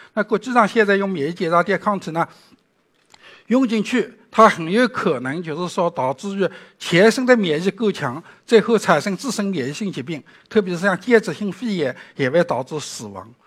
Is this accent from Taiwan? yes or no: no; China; 我们中国人